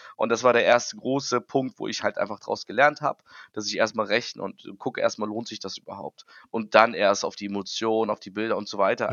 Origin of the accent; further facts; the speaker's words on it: Hamburg, Germany; Ich komme aus Hamburg